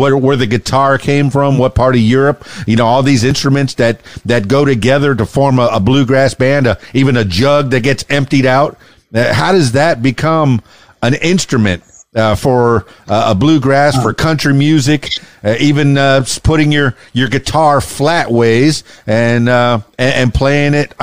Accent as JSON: {"language": "English", "town": "Miami", "region": "Florida", "country": "United States", "said": "I'm from Miami in the Florida Keys"}